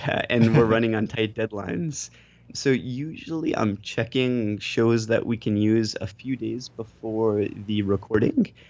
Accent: United States; accent: American; now in Japan; I'm American, and when I speak Japanese, I have a horrible, horribly American accent

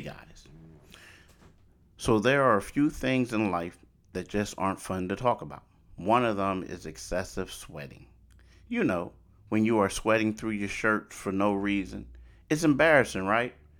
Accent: Philadelphia, Pennsylvania, United States; also born or lived in Pittsburgh; I grew up in Philly.

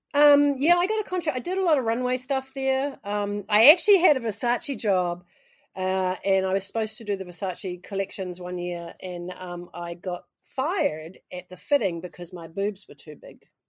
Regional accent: New Zealand; moved away as an adult; also born or lived in United States; I'm actually a Kiwi

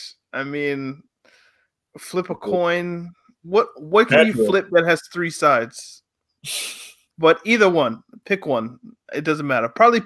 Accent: Nigeria; Now, as a Nigerian, I feel like it's important I should ask you.

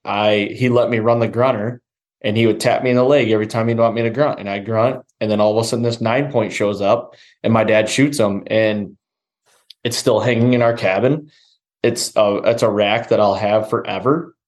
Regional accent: Michigan, United States; I grew up here in Michigan

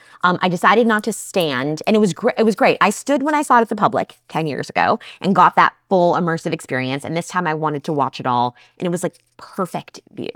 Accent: New Jersey, United States; I'm a Jersey girl. We're tough. We're unsweetened iced tea people here.

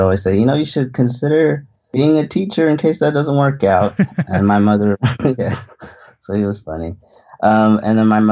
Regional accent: Union City, California, United States; moved away as an adult; I grew up in Union City, California. So right in the San Francisco Bay Area.

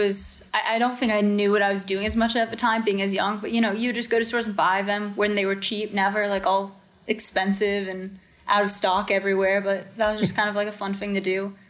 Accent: United States; moved away as an adult; now in Missouri, United States; Yeah, so I am from the DMV, Washington, D.C., Maryland area. Grew up there and then was at Maryland for college.

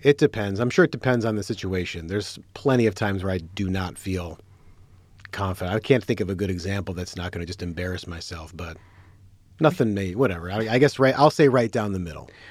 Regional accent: Detroit, Michigan, United States; I'm from Detroit.

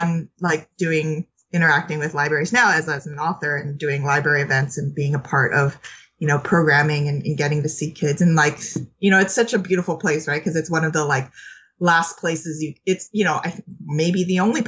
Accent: Los Angeles, California, United States; I grew up in Los Angeles, California, and my parents were immigrants from Vietnam and China

